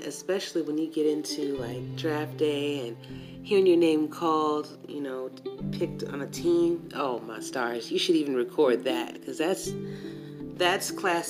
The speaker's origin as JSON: {"language": "English", "town": "Atlanta", "region": "Georgia", "country": "United States", "said": "I'm from Atlanta"}